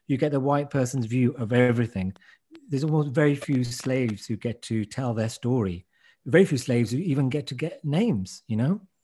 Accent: Wolverhampton, West Midlands, United Kingdom; the Irish had turned up in Wolverhampton in my hometown a hundred years before we did

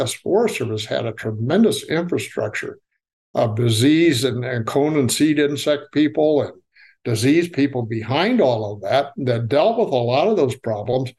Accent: Nebraska, United States; now in Tennessee, United States; I'm from Nebraska, where we had wild plums just lining the roadside

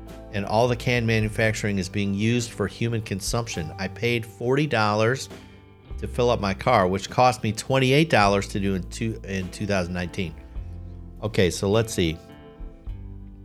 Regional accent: Lisle, Illinois, United States; I grew up in Lisle, Illinois

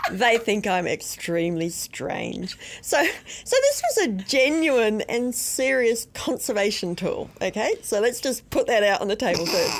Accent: outside of Brisbane, Queensland, Australia; moved away as an adult; now in New Zealand; When I was a kid, growing up outside of Brisbane in Australia

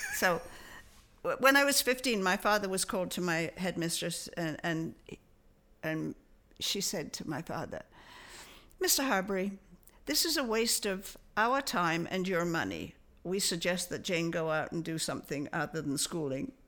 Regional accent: London, United Kingdom; moved away as an adult; also born or lived in Liphook, Hampshire / Toronto, Canada; we moved to a house from London

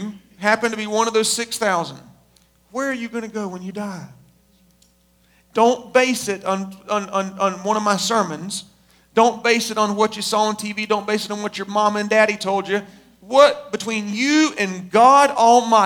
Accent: United States; we were born and raised in America

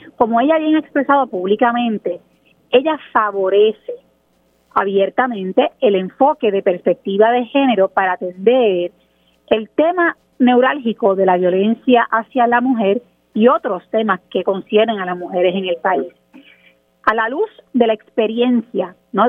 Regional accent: Puerto Rico; en Puerto Rico nosotros

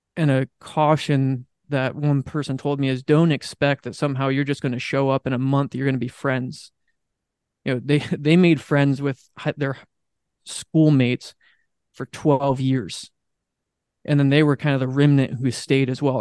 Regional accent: Southern California, United States; moved away as an adult; also born or lived in Pittsburgh; now in Morning Sun, United States; I grew up in Southern California

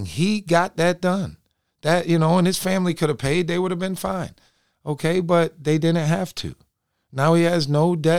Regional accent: Binghamton, New York, United States; I'm from Binghamton, New York

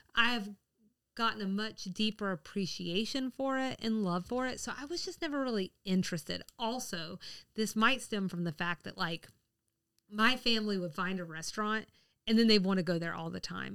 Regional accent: the South, United States; I am a Southerner who is a bad Southerner.

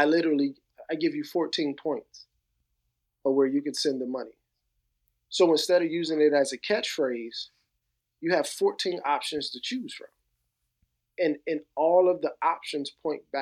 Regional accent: New Jersey, United States; growing up in New Jersey during the 80s and the 90s

